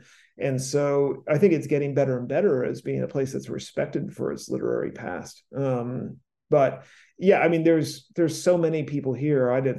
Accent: East Coast, United States; now in Los Angeles, United States; I'm a novelist from the East Coast

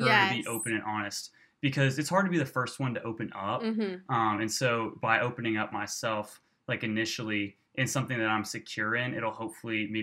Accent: Louisville, Kentucky, United States; now in Birmingham, United States; I'm from Louisville, Kentucky

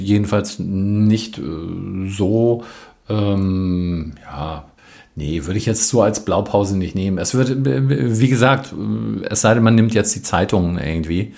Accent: West Germany, Germany; ich bin ja Westdeutscher

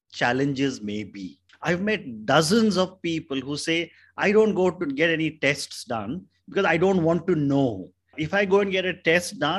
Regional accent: India; I come from India

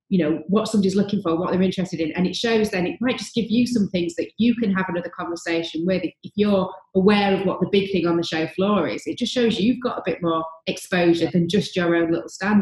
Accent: United Kingdom; being very British

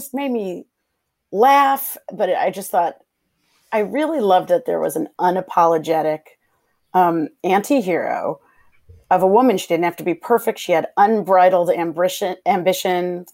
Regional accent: Chicago, Illinois, United States; I'm a Midwestern gal, but I'm from Chicago

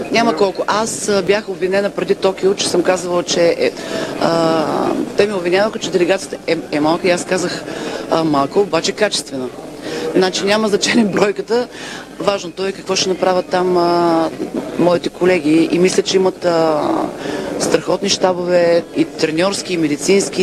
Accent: Bulgaria; бяхме всички горди като българи

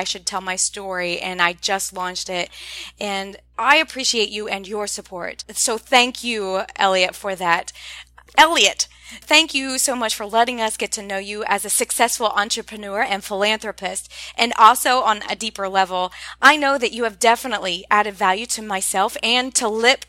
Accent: Ohio, United States; moved away; I'm originally from Ohio

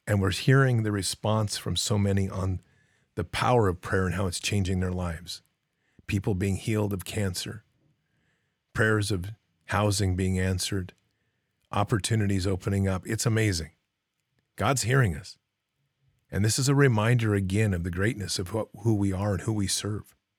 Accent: United States; I'm an American

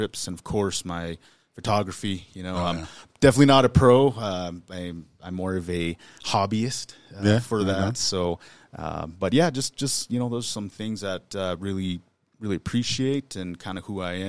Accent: Billings, Montana, United States; I was raised here in Billings, grew up in the Heights, and had the experience of an urban native

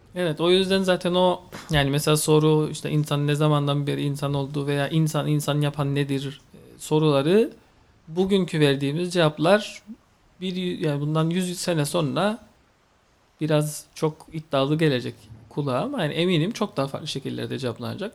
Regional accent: Cyprus; Kıbrıs'a geldim. Kıbrıs'ta doğdum.

